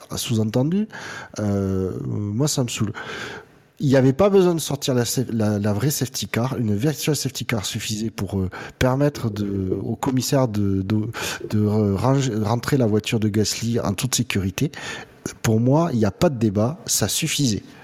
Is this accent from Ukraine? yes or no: no; France; en tant que bon français